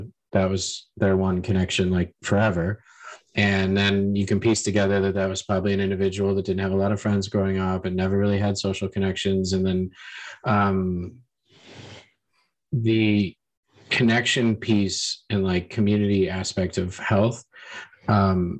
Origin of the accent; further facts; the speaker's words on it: United States; moved away; being an American